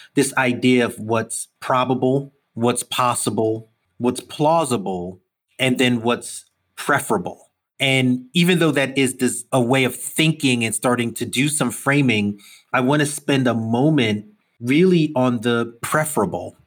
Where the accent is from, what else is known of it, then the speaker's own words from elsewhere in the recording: New York City, New York, United States; I'm a Brooklyn kid. I grew up in New York all my life.